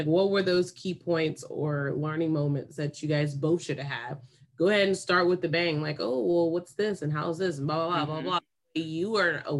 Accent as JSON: {"language": "English", "town": "Davis", "region": "California", "country": "United States", "tie": "born or raised there", "said": "growing up in Davis"}